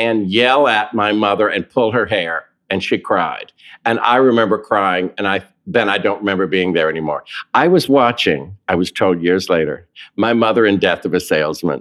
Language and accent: English; Raleigh, North Carolina, United States; moved away; also born or lived in Williamsport, Pennsylvania / Seaboard, North Carolina; I was born and raised in Raleigh, North Carolina.